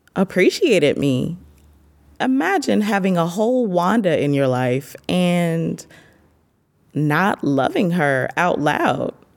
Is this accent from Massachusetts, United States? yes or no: no; Marion, Illinois, United States; moved away as an adult; now in Penang, Malaysia; I'm from Marion, Illinois. I'm currently in Penang, Malaysia